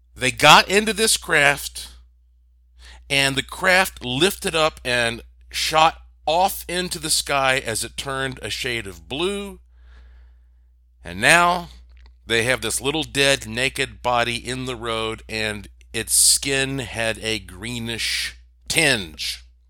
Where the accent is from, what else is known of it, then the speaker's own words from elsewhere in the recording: Asheville, North Carolina, United States; I grew up in Asheville, North Carolina